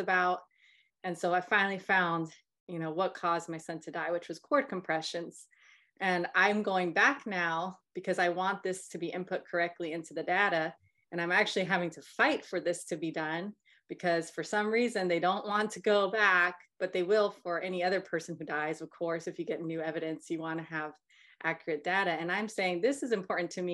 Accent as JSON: {"language": "English", "region": "North Carolina", "country": "United States", "said": "We're both from North Carolina"}